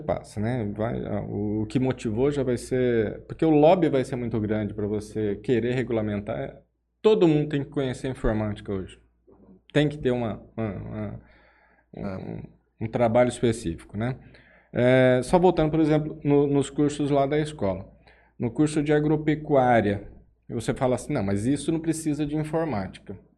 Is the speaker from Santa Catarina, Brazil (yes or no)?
no; Jales, São Paulo, Brazil; also born or lived in Araçatuba / São Carlos / São José dos Quatro Marcos; eu sou natural de Jales, né? É... Minha família é daqui